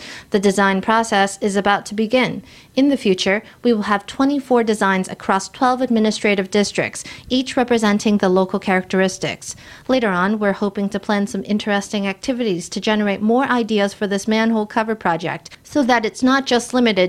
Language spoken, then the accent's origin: English; Hsinchu, Taiwan; It makes me want to explore the local culture. We are from Hsinchu.